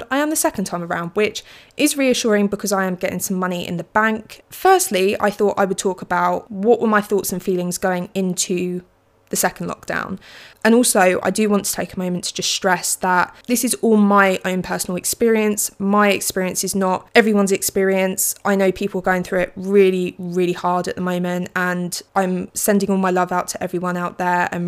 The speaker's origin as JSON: {"language": "English", "region": "England", "country": "United Kingdom", "said": "I am an English person, so I just read books."}